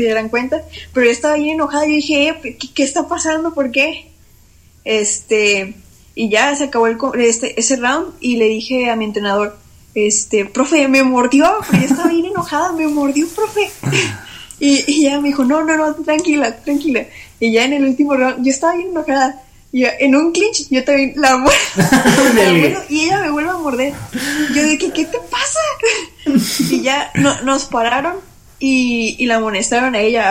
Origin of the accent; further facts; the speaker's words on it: Nuevo León, Mexico; now in Mexico City, Mexico; los de mi estado